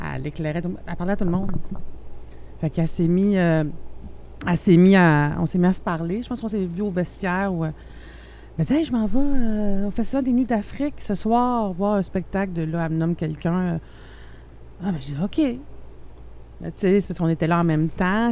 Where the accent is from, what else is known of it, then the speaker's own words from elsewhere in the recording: Abitibi, Quebec, Canada; je viens d'une petite région, en plus, je viens de l'Abitibi